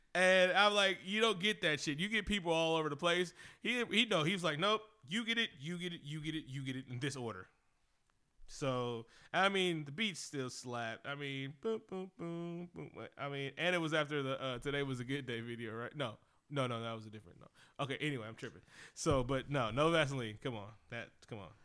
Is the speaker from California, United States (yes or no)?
yes; Oakland, California, United States; I'm from Oakland. Uh, Bay Area.